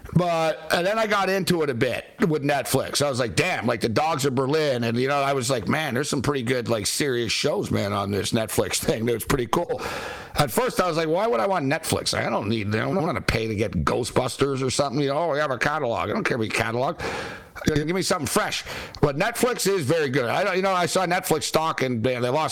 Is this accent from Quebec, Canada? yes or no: yes; Montreal, Quebec, Canada; born or raised there